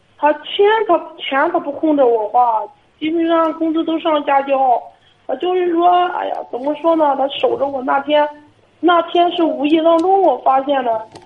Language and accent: Chinese; Liaocheng, Shandong, China; also born or lived in Zibo; 我是聊城的